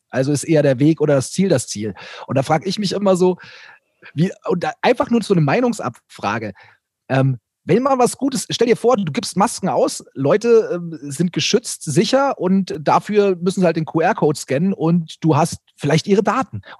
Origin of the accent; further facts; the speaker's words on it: Bavaria, Germany; Ich, ich, ich komme ja aus Bayern. Ursprünglich komme ich aus Bayern, ja.